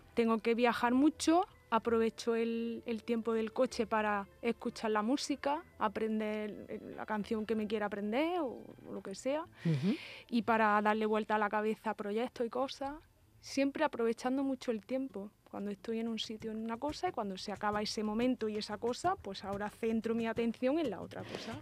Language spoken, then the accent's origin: Spanish; Spain; Inaja, donde yo nací y me crié